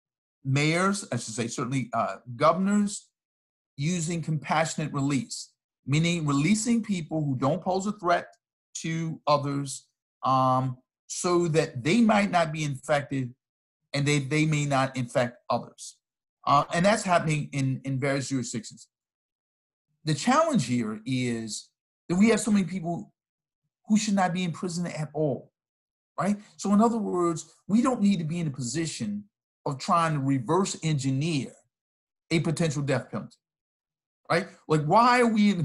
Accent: Virginia, United States; In a juvenile correctional facility in my home state of Virginia

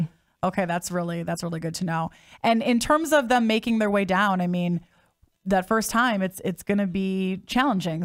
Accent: Midwest, United States; I grew up in the Midwest

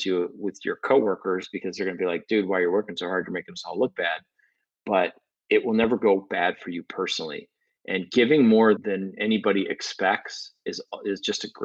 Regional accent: Midwest, United States; moved away as an adult; now in Los Angeles, United States; We're from the Midwest.

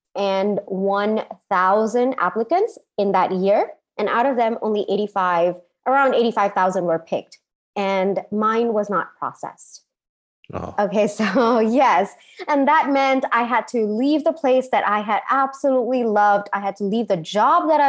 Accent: Singapore; moved away; also born or lived in India / United States; I grew up in Singapore.

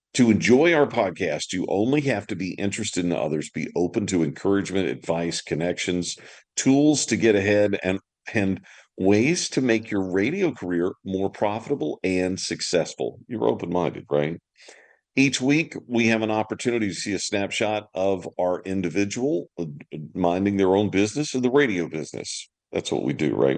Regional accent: Deep South, United States; accent: Southern; moved away as an adult; also born or lived in California; I was from the deep South, so I had a, a terrible Southern accent

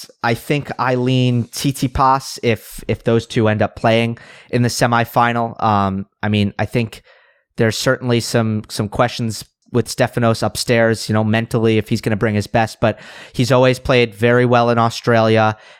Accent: Westchester, New York, United States; And I grew up in Westchester, New York, so just about 50-minute drive away from the Billie Jean King Tennis Center.

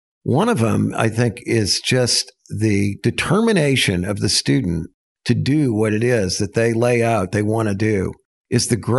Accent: Texas, United States; And, you know, I'm from Texas and it's flat and it's concrete and it's hot, you know, and now here we are in the Ozark Mountains and I've got these, all these other Texans

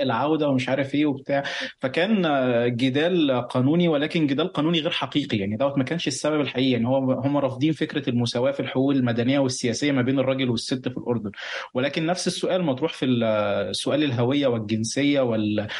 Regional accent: Egypt; now in Lebanon; بعرف نفسي مصري مقيم في لبنان

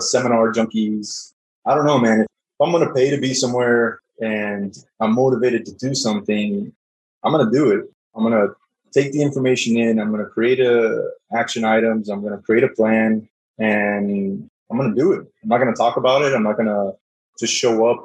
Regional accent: South Florida, United States; now in Dallas, United States; I'm originally from South Florida. Now I live in Dallas

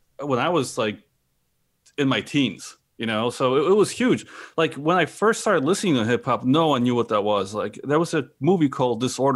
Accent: Chicago, Illinois, United States; also born or lived in Brooklyn; because, you know, growing up around Chicago and in Brooklyn, like, you know, it's just a different feel, different vibe, right?

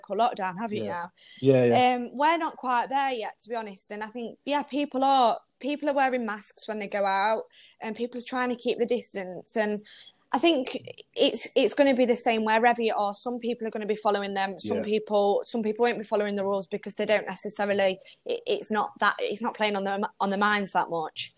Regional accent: Derby, East Midlands, United Kingdom; moved away as an adult; now in Sheffield, United Kingdom; I'm not actually from Sheffield, so I'm from more Derby way

